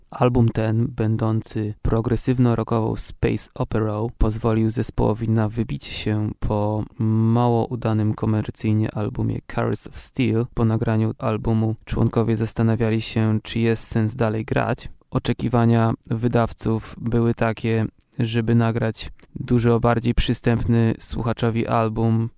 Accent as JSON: {"language": "Polish", "town": "Olsztyn", "region": "Warmian-Masurian Voivodeship", "country": "Poland", "said": "Pochodzę z Olsztyna."}